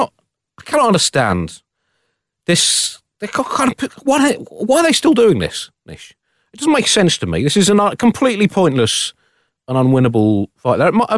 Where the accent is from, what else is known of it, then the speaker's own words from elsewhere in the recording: London, United Kingdom; I was not thinking as a Londoner